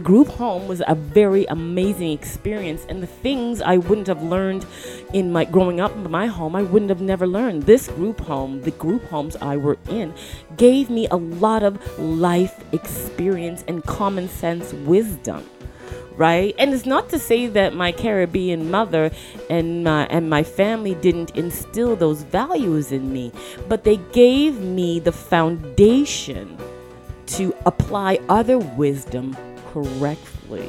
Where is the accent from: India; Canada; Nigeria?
Canada; Toronto, Ontario; I grew up in Toronto, Canada